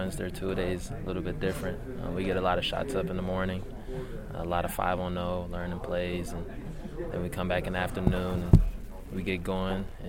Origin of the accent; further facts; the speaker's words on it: Milwaukee, Wisconsin, United States; I'm from Milwaukee